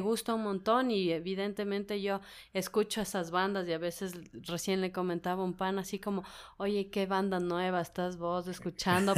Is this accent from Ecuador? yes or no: yes; Ecuador; como ecuatorianos